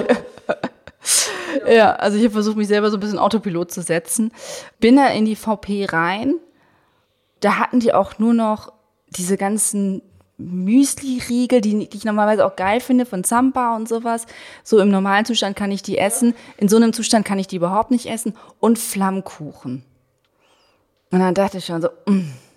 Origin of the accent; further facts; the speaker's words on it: Berlin, Germany; ich als Berlinerin